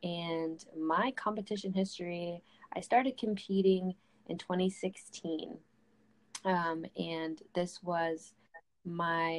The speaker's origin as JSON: {"language": "English", "region": "Vermont", "country": "United States", "moved": "as an adult", "lives_now": "Tampa, United States", "said": "I just moved to Tampa, Florida, but I'm originally from Vermont."}